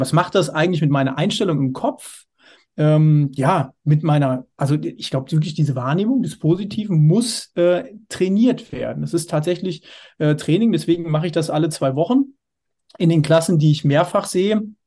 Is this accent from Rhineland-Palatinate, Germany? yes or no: no; Hersfeld-Rotenburg district, Hesse, Germany; moved away as an adult; now in Dortmund, Germany; Landkreis Hersfeld-Rotenburg aus meiner Heimat